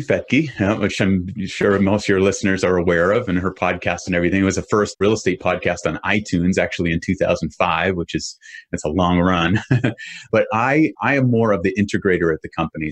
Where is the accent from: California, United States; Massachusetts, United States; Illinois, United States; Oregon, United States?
Massachusetts, United States; Boston; I grew up in Boston area